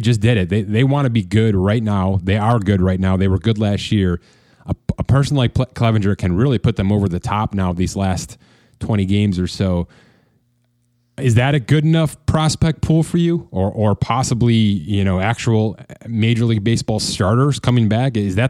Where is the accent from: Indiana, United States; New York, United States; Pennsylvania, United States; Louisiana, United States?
New York, United States; Buffalo; They're playing ball right here in my hometown, Buffalo.